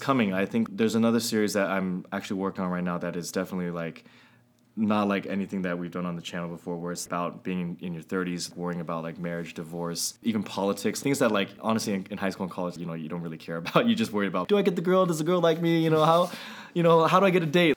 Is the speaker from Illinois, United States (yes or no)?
no; Walnut Creek, California, United States; I grew up in Walnut Creek